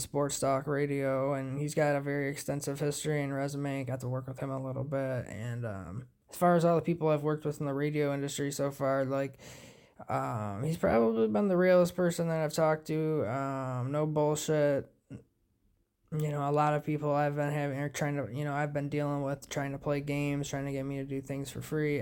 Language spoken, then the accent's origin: English; United States; us being American